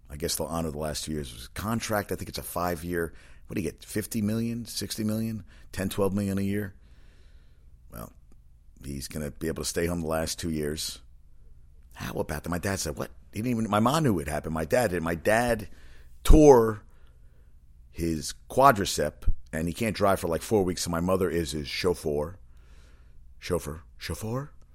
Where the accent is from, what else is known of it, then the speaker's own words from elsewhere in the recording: North Carolina, United States; My hometown, North Carolina